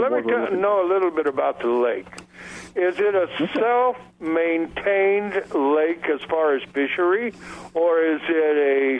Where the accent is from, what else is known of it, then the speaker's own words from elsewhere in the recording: Montana, United States; I'm from Montana.